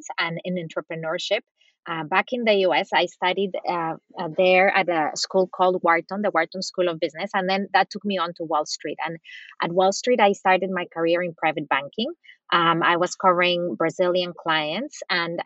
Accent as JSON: {"language": "English", "country": "Costa Rica", "also_born_or_lived": "Latin America / United States", "moved": "yes", "lives_now": "Germany", "said": "I'm originally from Costa Rica and spent different time in my life, both throughout Latin America, the US"}